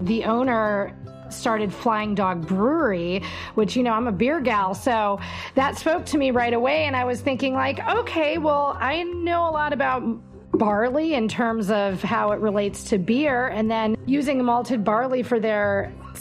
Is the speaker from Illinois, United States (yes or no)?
no; Wisconsin, United States; I am from Wisconsin